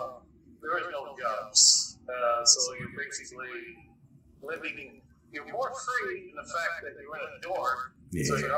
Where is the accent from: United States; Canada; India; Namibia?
Canada; moved away; I was born in Canada, and I have family back in Toronto